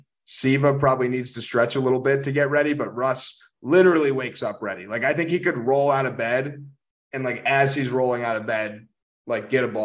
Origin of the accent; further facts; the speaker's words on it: Chicago, Illinois, United States; also born or lived in Missouri; I live in Chicago. I'm from Chicago, but I went to Mizzou.